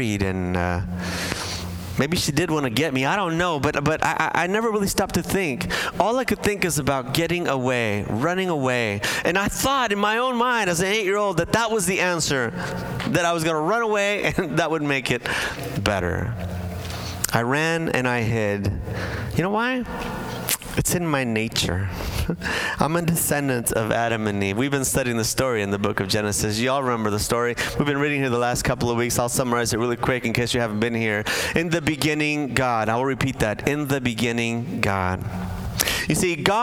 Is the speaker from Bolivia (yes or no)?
yes; Bolivia; moved away; I grew up in South America as a Bolivian household